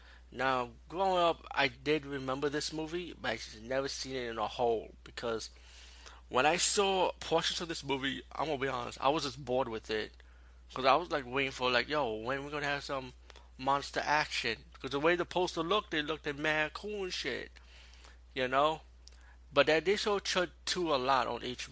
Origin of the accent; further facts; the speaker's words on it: New York City, New York, United States; as being a New Yorker